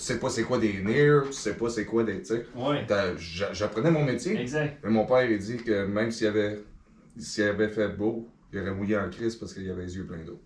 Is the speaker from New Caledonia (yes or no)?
no; Les Cèdres, Quebec, Canada; also born or lived in L'Île-Perrot; je suis un gars de Vaudreuil-Soulanges. J'ai grandi à Les Cèdres.